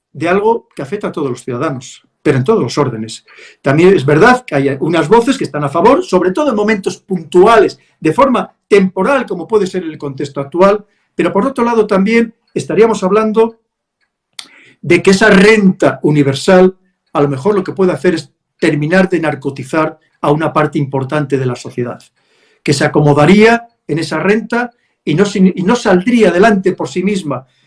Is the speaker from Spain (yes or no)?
yes; Spain; somos los españoles